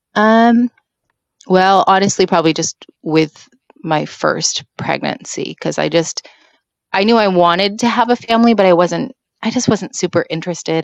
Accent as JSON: {"language": "English", "region": "Washington", "country": "United States", "said": "I am from Washington State"}